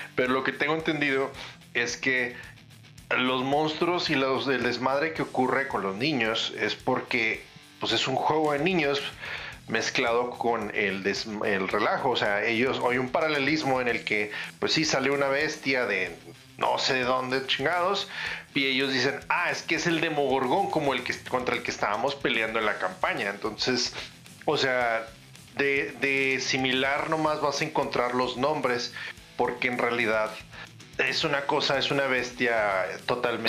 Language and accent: Spanish; northern border, Mexico; como decimos aquí en frontera